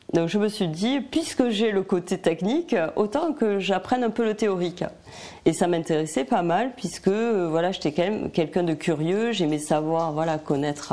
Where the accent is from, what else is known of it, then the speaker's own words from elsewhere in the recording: Albi, Occitania, France; now in Montpellier area, France; je suis dans la région de Montpellier et je suis originaire d'Albi dans le Tarn.